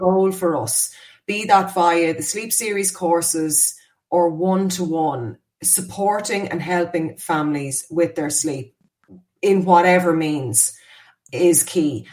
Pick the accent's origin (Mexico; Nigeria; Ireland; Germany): Ireland; We were terrible as Irish people